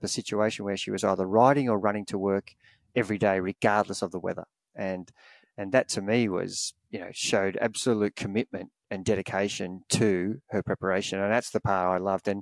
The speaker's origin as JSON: {"language": "English", "country": "Australia", "tie": "born or raised there", "said": "Growing up in Australia, we watch the Spring Classics"}